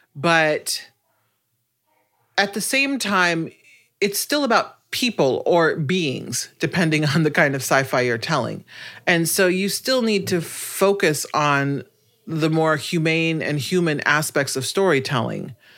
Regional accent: Omaha, Nebraska, United States; I grew up in Omaha, Nebraska

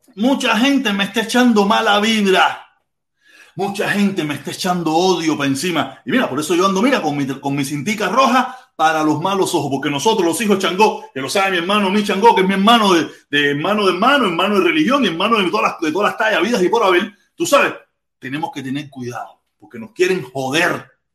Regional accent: Pinar del Río, Cuba; moved away; yo soy pinareño

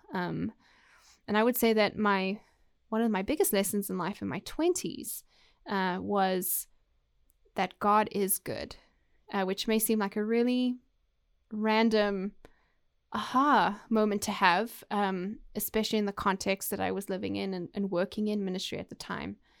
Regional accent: South Africa; moved away as an adult; also born or lived in United Kingdom; now in Waco, United States; was lucky enough to grow up in South Africa

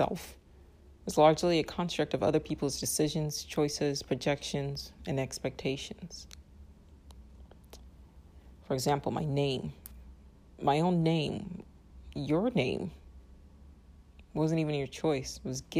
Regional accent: Nigeria; born there; So for me, I was born in Nigeria. So my place of birth was not my choice.

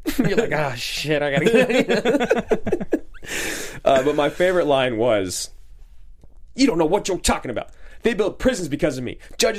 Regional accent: Pacific Northwest, United States; as white kids in the Pacific Northwest.

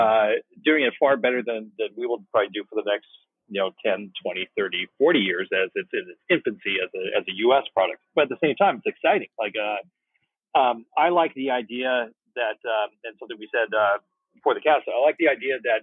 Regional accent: Woodland, California, United States; I'm a Sacramento Valley kid. I grew up in Woodland

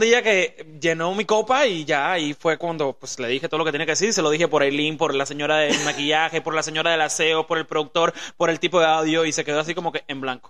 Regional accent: Cuba; moved away; also born or lived in Los Angeles / Mexico; nosotros venimos de Cuba, que es una vida súper difícil

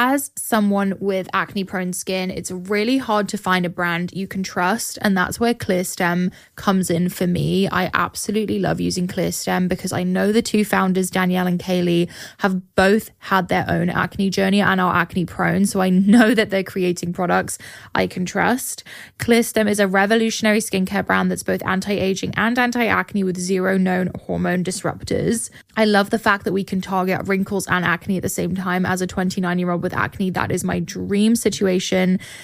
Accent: England, United Kingdom; now in Austin, United States; my school that I grew up going to in England

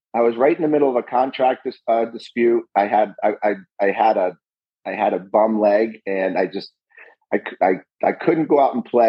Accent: United States; As being an American

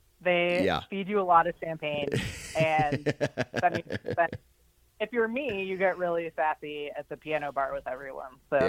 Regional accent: Ohio, United States; also born or lived in Colorado; now in Butte, United States; So I live in Butte, Montana, my family is actually from Butte, but I didn't grow up here. I'm from Ohio and Colorado, really.

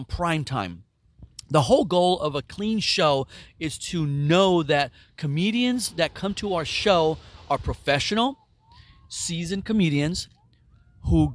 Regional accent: San Jose, California, United States; also born or lived in Mexico; I was born in Mexico, and I was raised in San Jose, California, and I was adopted at 5 years old

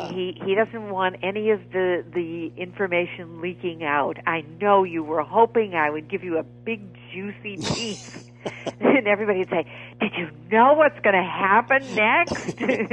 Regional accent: New England, United States; I come from New England

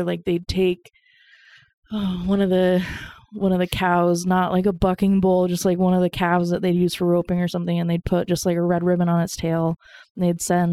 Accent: Oakley, Idaho, United States; now in Boise, United States; I grew up in Idaho, but I came here in 2009 in Du Boise. So yeah, I'm from Oakley, Idaho.

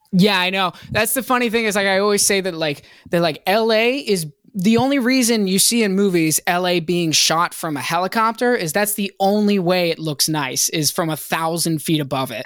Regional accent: Hampton, Virginia, United States; born or raised there; moved away as an adult; also born or lived in Boston, Massachusetts; now in Los Angeles, United States

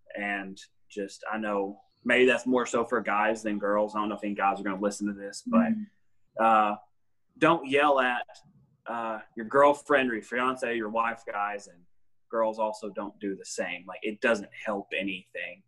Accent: Smithville, United States; I was born and raised in Smithville

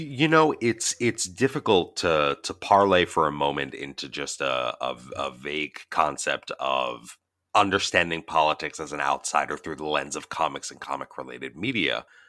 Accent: United States; as an American

